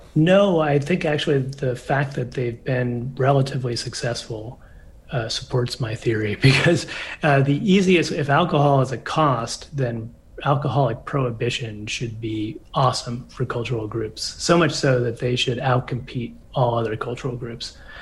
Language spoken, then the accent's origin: English; United States; I come from maybe more of a northern drinking culture, just from being American